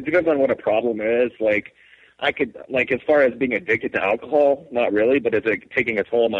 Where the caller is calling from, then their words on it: New Mexico, United States; from New Mexico.